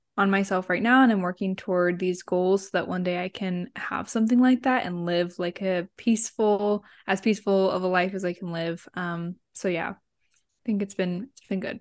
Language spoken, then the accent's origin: English; Central California, United States; moved away as an adult; now in Ohio, United States; I grew up in Central California